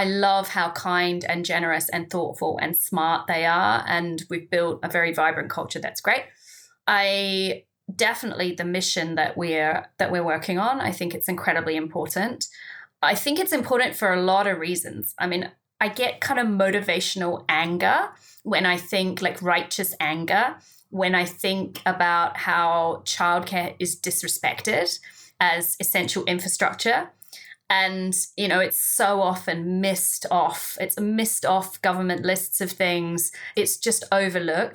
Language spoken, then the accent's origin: English; New Zealand; moved away as an adult; now in United Kingdom; my home country, New Zealand